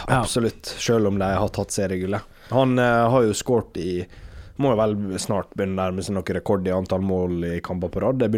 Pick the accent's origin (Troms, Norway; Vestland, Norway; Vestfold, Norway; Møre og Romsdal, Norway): Møre og Romsdal, Norway; Sunnmøre; Selv om jeg er sunnmøring?